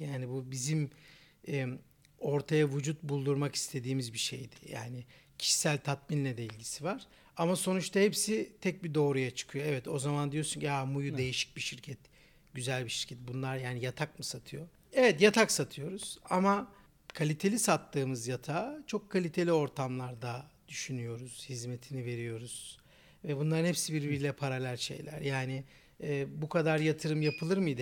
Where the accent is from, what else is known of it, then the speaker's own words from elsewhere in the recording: Istanbul, Turkey; 1987 İstanbul doğumluyum